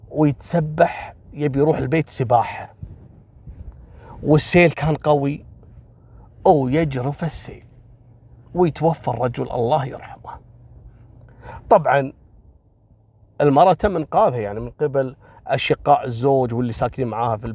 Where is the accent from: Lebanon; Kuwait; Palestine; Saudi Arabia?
Kuwait; وفي أحد المناطق اللي المعروفة عندنا في الكويت